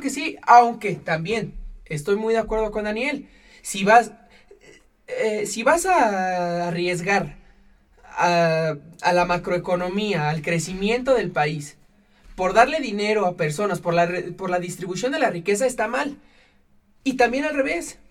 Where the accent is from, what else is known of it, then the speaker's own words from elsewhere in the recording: Mexico; nosotros como mexicanos